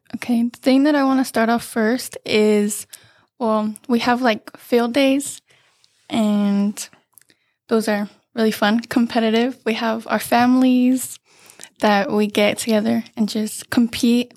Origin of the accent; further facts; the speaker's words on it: Banning, California, United States; I've been here since kindergarten and I grew up going to Hofer.